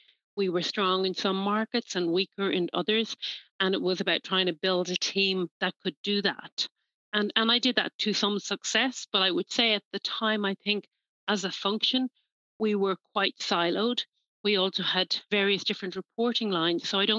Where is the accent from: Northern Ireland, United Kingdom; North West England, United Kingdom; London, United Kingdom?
Northern Ireland, United Kingdom; I grew up in Northern Ireland and in the northwest of Ireland at a time when the Troubles were a very real phenomenon, still live.